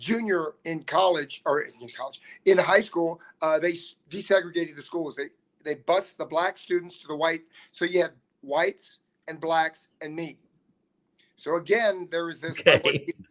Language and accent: English; Alton, Illinois, United States; I was born in Alton, Illinois in 1954